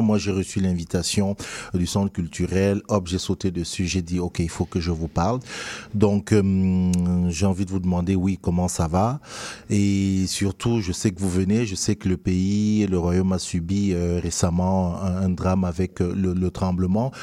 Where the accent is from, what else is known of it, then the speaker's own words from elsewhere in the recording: Cameroon; moved away; quand je suis sorti de mon pays d'origine, le Cameroun